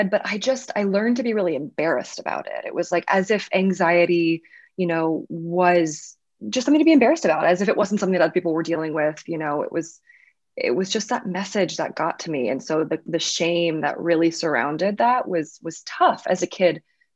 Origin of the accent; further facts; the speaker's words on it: Louisiana, United States; moved away; I grew up in the South